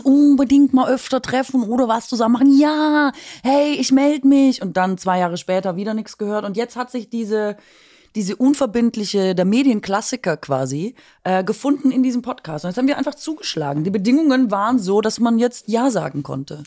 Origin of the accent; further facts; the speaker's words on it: Swabia, Baden-Württemberg, Germany; mich als Schwäbin